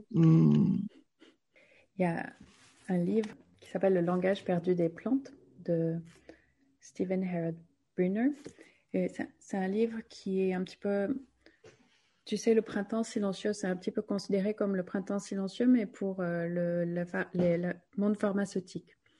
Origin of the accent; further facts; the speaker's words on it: Gironde, Nouvelle-Aquitaine, France; on a grandi quand même en Gironde